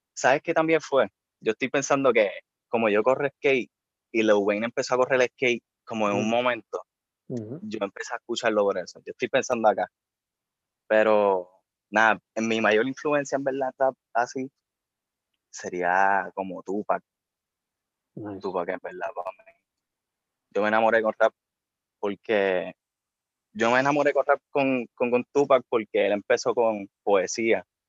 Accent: Bayamón, Puerto Rico; yo soy de Bayamón. Eh, toda mi vida he vivido allí.

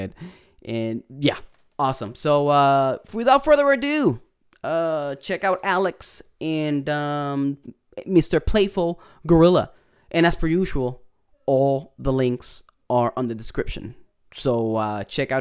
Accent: Puerto Rico; accent: Puerto Rican; my Puerto Rican accent is coming in real hard.

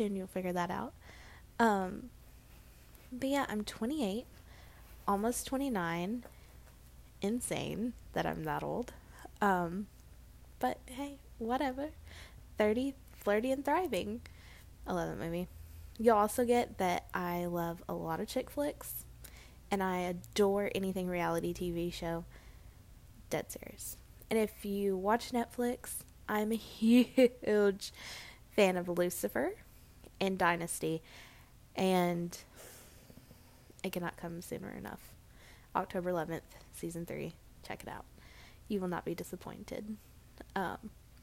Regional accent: Murfreesboro, Tennessee, United States; accent: southern; now in Hendersonville, United States; It's called Murfreesboro, Tennessee

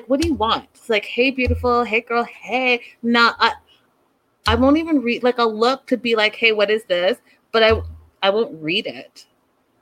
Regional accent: Canada; I have African parents, and I'm from Canada

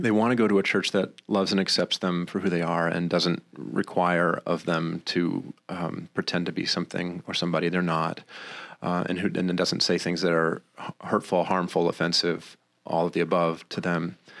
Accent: Maine, United States; now in Rochester, United States; I was raised in Maine, not by bears, but by good, uh, good Christian people

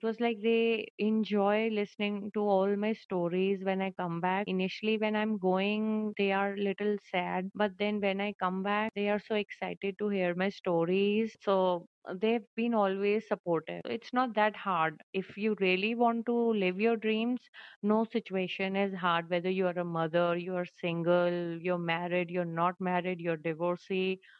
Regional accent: Jaipur, Rajasthan, India; now in Bikaner, India; born and brought up in Jaipur, the capital of Rajasthan

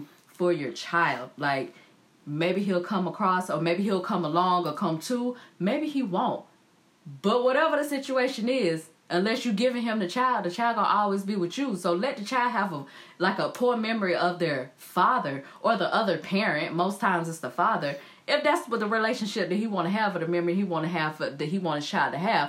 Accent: High Point, North Carolina, United States; moved away as an adult; now in California, United States; I'm from the South, you know, I'm from High Point

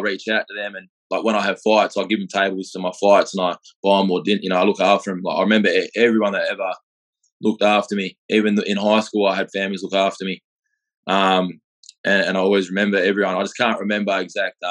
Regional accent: Perth, Western Australia, Australia; also born or lived in Adelaide; I grew up in Perth. I was about 6 months old when I come here. I was born in Adelaide

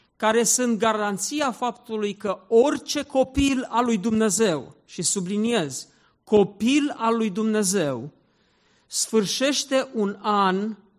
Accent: Zalău, Sălaj County, Romania; Eu m-am născut în Zalău

